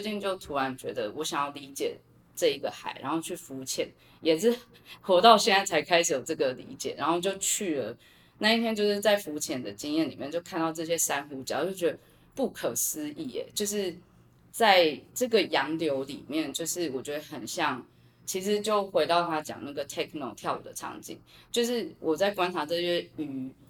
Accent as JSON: {"language": "Chinese", "country": "Taiwan", "tie": "born or raised there", "said": "我自己觉得我身在台湾四面环海"}